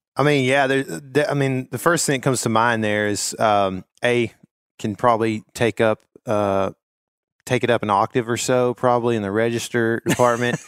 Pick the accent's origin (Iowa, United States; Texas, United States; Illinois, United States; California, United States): Texas, United States; Northeast; I am also from Northeast Texas